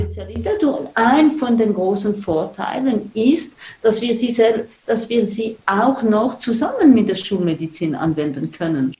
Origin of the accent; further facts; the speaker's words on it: Switzerland; bei uns in der Schweiz